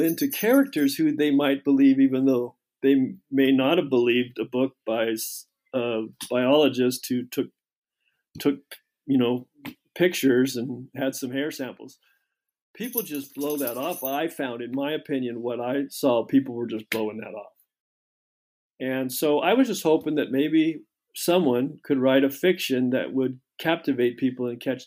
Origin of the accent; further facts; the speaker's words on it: Seattle, Washington, United States; now in Austin, Texas, United States; I grew up in Washington